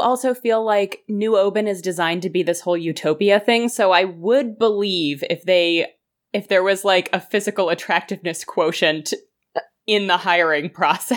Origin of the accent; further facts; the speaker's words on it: United States; I am American